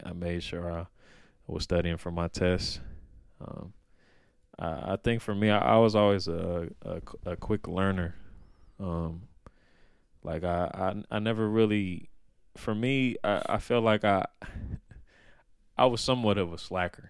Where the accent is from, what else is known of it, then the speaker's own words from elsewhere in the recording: Oakland, California, United States; I grew up in Oakland